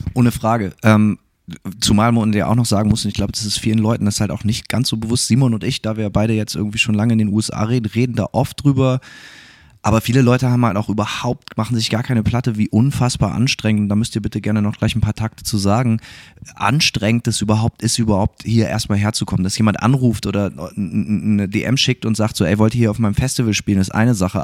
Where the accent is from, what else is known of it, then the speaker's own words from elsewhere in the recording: Germany; now in Gainesville, United States; selber als Deutscher